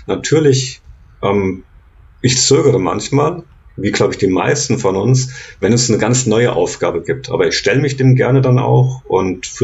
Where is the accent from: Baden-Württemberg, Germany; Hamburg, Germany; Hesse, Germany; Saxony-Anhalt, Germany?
Hesse, Germany; Giessen; Da komme ich her, aus Gießen in Hessen.